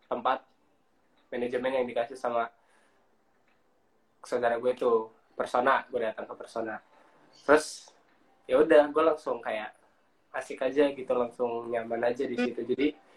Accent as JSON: {"language": "Indonesian", "region": "Lampung", "country": "Indonesia", "said": "terus gue dari Lampung nah di situ kita ngumpul gitu kan jadi satu dari orang mana-mana jadi ya memang orang-orang perantauan"}